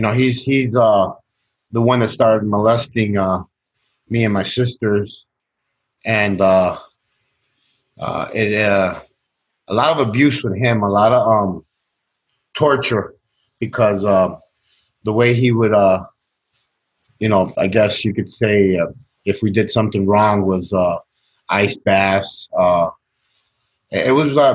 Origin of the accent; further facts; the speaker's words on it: Chicago, Illinois, United States; also born or lived in Sacramento, California; I grew up in Chicago, Latino neighborhood, Mexican neighborhood